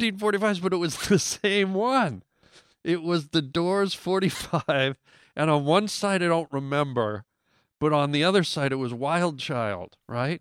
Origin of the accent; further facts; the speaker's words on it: Canada; I grew up in Canada